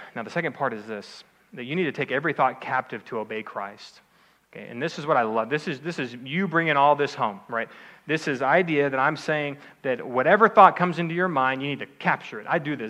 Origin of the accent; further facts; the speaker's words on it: outside of Dallas, Texas, United States; I'm from Texas, okay? I grew up outside of Dallas